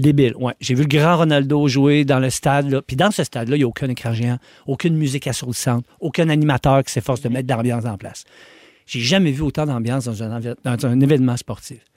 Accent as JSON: {"language": "French", "town": "Quebec City", "region": "Quebec", "country": "Canada", "tie": "born or raised there", "said": "je suis né à Québec en 1978"}